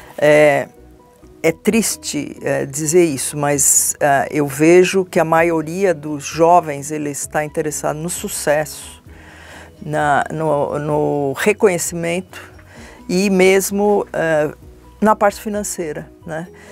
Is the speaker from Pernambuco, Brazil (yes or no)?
no; São Paulo, Brazil; eu sou de São Paulo, minha família é de São Paulo